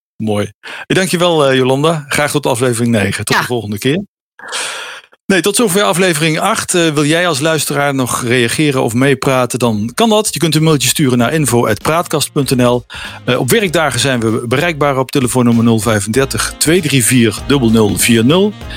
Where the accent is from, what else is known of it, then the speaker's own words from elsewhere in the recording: Netherlands; als Nederlander